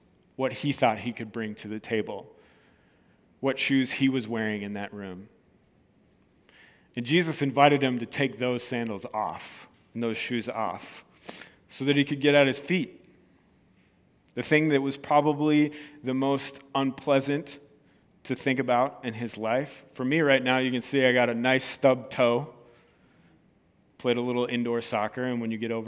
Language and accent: English; Red Wing, Minnesota, United States; moved away; also born or lived in Wisconsin; I was born in Red Wing